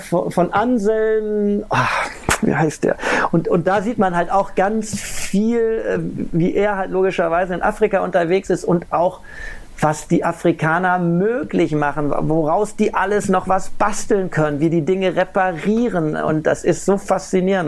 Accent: Ruhr area, North Rhine-Westphalia, Germany; ich komme aus dem Ruhrgebiet

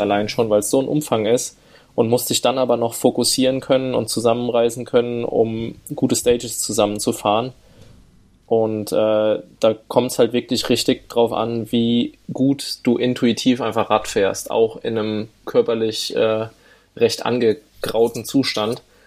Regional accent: Siegerland, North Rhine-Westphalia, Germany; wohne nach wie vor im schönen Siegerland, wo ich geboren wurde und aufgewachsen bin

